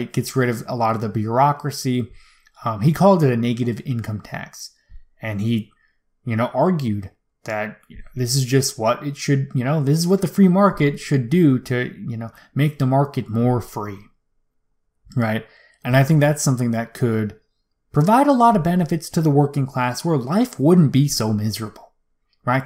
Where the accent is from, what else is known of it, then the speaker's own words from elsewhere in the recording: United States; as an American man